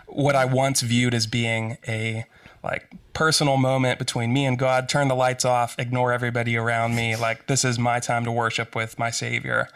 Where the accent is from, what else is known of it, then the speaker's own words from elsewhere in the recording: Western Pennsylvania, United States; I grew up in Western Pennsylvania